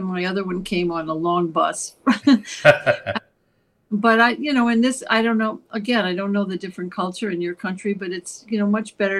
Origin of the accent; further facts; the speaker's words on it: East Coast, United States; now in New York, United States; I live outside of New York, about half hour outside of New York City. And I have lived here for I've lived in the East Coast all my life. So I am a East Coast person.